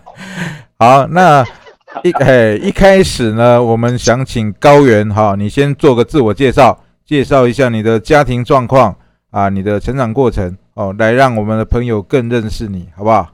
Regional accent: Taiwan; 我们台湾话叫拍谁啊

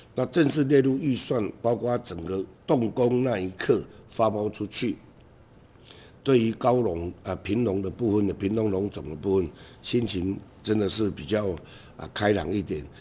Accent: Hengchun Peninsula, Pingtung County, Taiwan; 因为我来自横村半岛

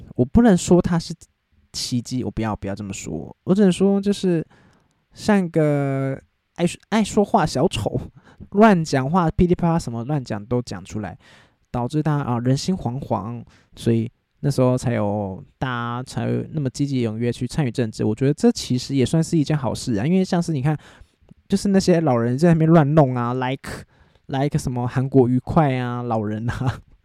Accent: Taiwan; 我就是身在台湾，我就是， 就是生活在台湾那样

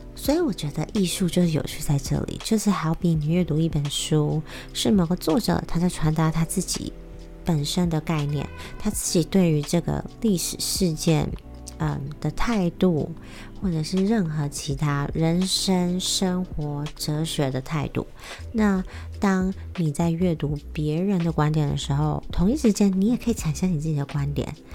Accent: Taiwan; moved away as an adult; also born or lived in United States; 我以前在，呃，美国求学的时候，我真的是花了很多时间在寻找身为台湾人的意义是什么

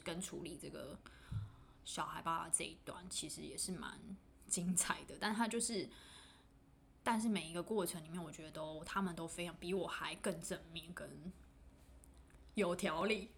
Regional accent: Taiwan; also born or lived in Shanghai, China; 那我先回台湾，就跟家人讨论后嗯，所以就决定回来了

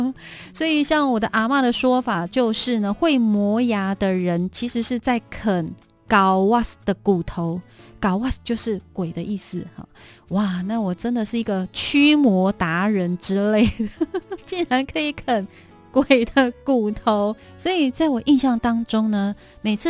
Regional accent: Taiwan; 小时候在部落

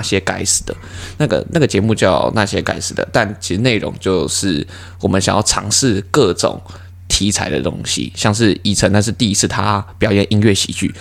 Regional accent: Taiwan; 身为台湾人的话

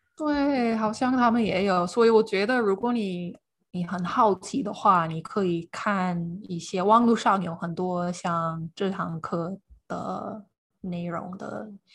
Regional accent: Iowa, central United States, Midwest, United States; Chinese is a second language; moved away as an adult; now in Tainan, Taiwan; 我的老家是在爱尔州，这是美国的中部

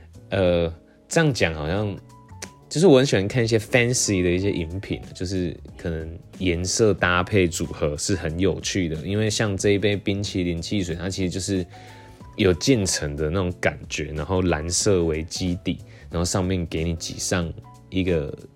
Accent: Taiwan; 我就这样讲，我就是台湾的嘛，就可能有一些刻板印象

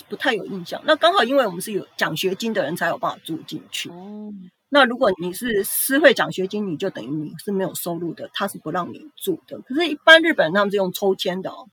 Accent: Taiwan; moved away as an adult; now in Fukuoka, Japan; 现在日本已经等于算比我的故乡还要长的一个地方

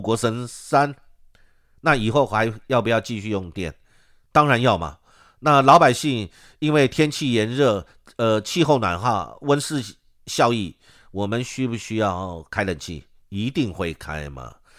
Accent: Taiwan

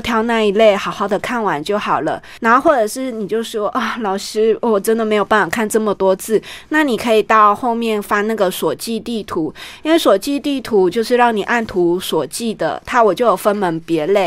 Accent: Taichung, Taiwan; moved away as an adult; 二零一六年我因为回到我们台中老家

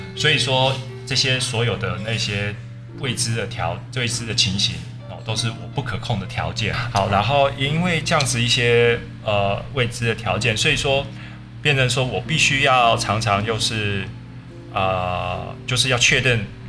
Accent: Taiwan; moved away; also born or lived in Russia / Australia; 我就算是回到台湾，我也很少去吃外食

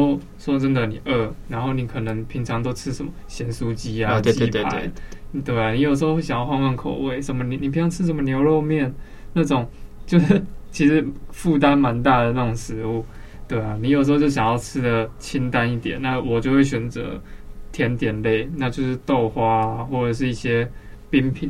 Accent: Taipei, Taiwan; 在那之前，因为我从小就住在那边，宁夏夜市它就是一个很扯

